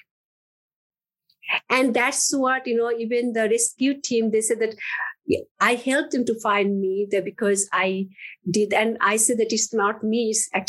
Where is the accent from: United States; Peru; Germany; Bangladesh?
Bangladesh; moved away; I grew up in Bangladesh.